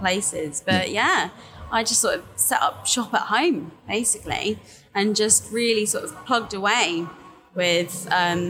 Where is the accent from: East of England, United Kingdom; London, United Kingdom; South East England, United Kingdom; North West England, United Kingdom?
South East England, United Kingdom; Brighton; Grew up in Brighton. Keep on trying to leave, but it just keeps on like dragging me back